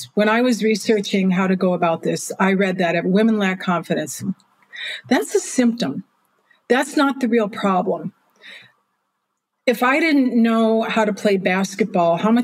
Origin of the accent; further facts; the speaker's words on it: Milwaukee, Wisconsin, United States; moved away as an adult; now in London, United Kingdom; I'm from Milwaukee.